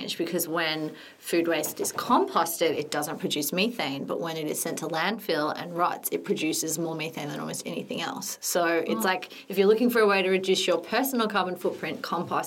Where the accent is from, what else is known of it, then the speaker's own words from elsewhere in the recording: Sydney, New South Wales, Australia; I'm from Sydney.